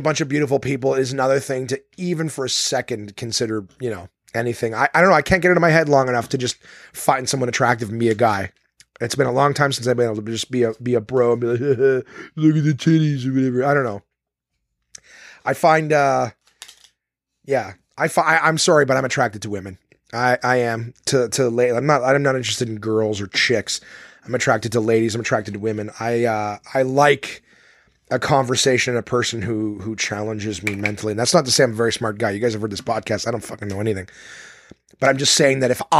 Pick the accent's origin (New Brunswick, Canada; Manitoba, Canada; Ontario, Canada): Ontario, Canada; Ottawa; this one was in my hometown of Ottawa